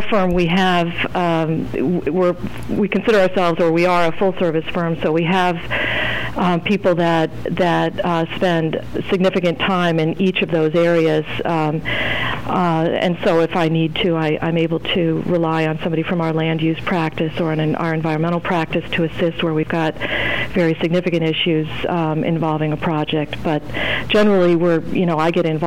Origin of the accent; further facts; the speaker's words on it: Midwest, United States; moved away as an adult; also born or lived in Burlington, Vermont; now in Vermont, United States; I was born in the Midwest